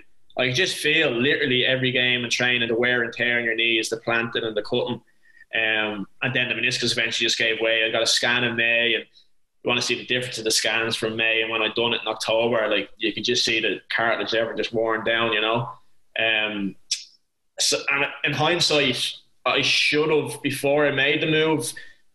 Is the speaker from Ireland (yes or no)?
yes; Ireland; moved away as an adult; also born or lived in Cork; being Irish